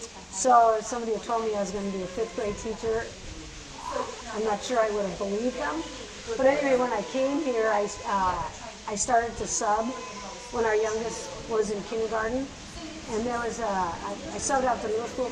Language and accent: English; Mankato, Minnesota, United States; moved away as an adult; also born or lived in South Dakota / Southern Missouri; now in Grinnell, United States; I grew up in Mankato, Minnesota, which is a town of about 30,000 people south and west of Minneapolis